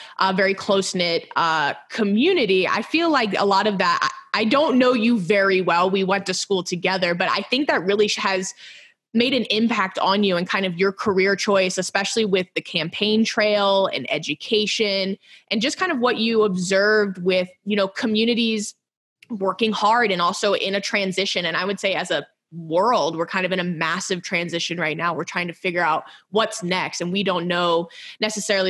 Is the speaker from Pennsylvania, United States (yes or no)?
no; Texas, United States; moved away; I'm originally from Texas